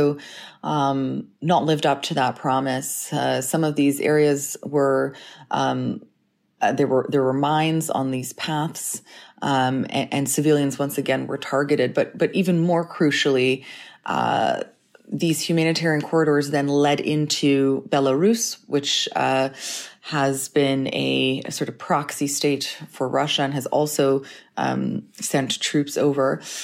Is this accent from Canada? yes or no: yes; Canada; also born or lived in Ukraine; now in London, United Kingdom; I'm Ukrainian Canadian